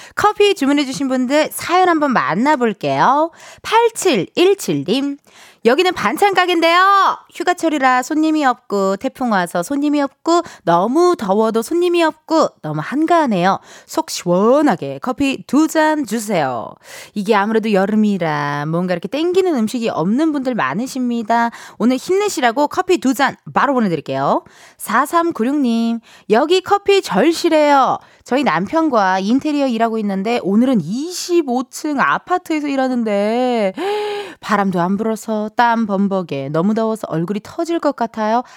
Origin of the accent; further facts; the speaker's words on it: Incheon, South Korea; 저도 또 고향이 인천이거든요.